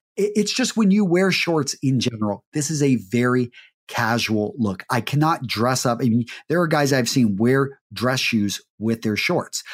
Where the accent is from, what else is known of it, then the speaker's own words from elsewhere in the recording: Midland, Texas, United States; I grew up in Midland, Texas